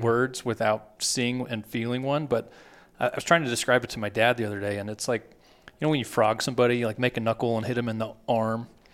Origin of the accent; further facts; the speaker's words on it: Texas, United States; I grew up in Texas